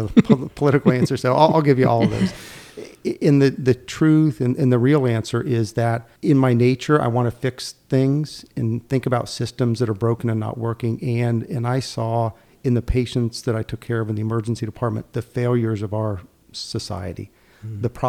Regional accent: Ohio, United States; moved away as an adult; now in Greenville, United States; I was born in Ohio, moved to North Carolina in 98 and joined the faculty at ECU.

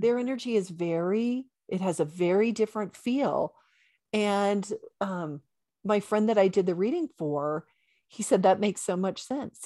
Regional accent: Bible Belt, the South, United States; I was raised in the Bible Belt

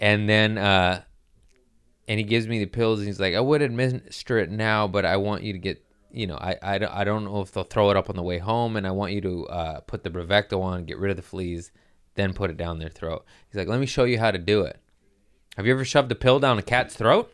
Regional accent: California, United States; I'm from California

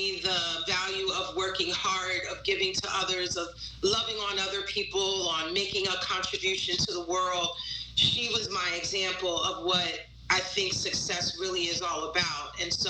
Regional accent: New York, United States; but, you know, as a New Yorker, I love New York, and I never saw myself leaving New York.

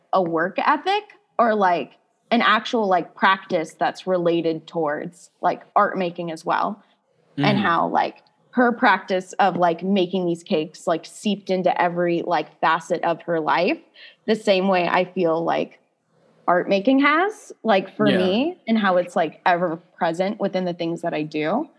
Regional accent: Midwest, United States; like growing up in the Midwest

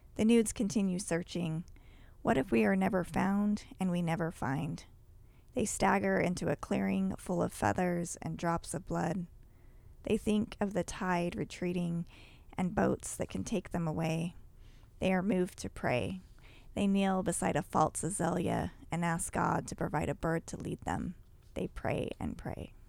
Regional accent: Utah, United States; I grew up in Utah too

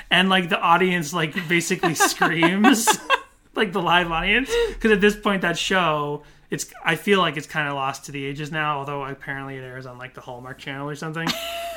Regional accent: Massachusetts, United States; I grew up in Massachusetts, the very far northeast

